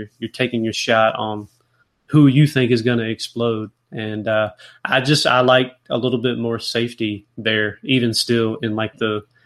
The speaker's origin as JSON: {"language": "English", "region": "South Carolina", "country": "United States", "tie": "born or raised there", "said": "I'm a Carolina guy. I grew up in South Carolina"}